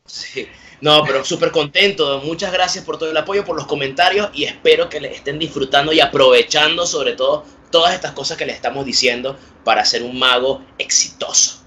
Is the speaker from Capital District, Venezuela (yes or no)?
no; Puerto Ordaz, Bolívar, Venezuela; yo soy de Puerto Ordaz, en Venezuela